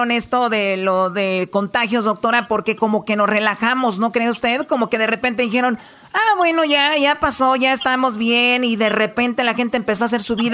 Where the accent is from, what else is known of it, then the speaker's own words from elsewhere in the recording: Mexico; especialmente yo soy mexicana, de los mexicanos eh, no nos alimentamos tan bien.